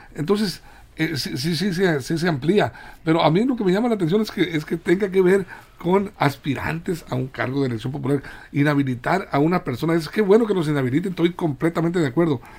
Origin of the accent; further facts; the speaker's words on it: Guamúchil, Sinaloa, Mexico; fiel a mi pueblo, Guamuchil